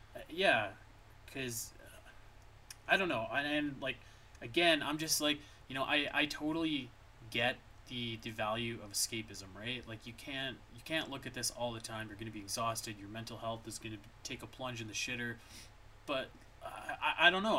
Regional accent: Canada; as a Canadian

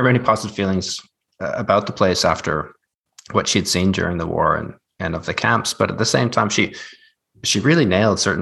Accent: Canada; I come from a very small town in Canada.

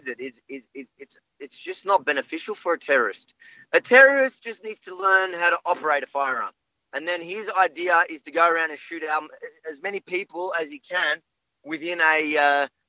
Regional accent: Melbourne, Victoria, Australia; also born or lived in Israel / Sydney; I was born the night we moved from Sydney to Melbourne.

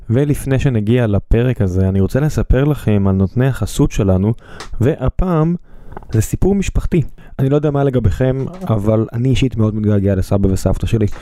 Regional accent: Beersheba, Southern District, Israel; כבאר שבעי

